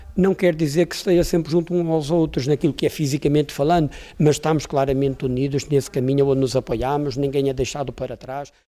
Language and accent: Portuguese; Póvoa de Varzim, Porto District, Portugal; a minha naturalidade sou de São Pedro Ratos, povo de Verzinho